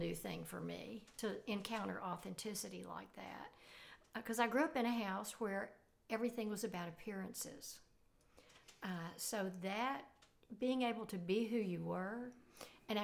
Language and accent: English; Arkansas, United States; moved away as an adult; now in Oklahoma, United States; I grew up in Arkansas and moved to Oklahoma about 18 years ago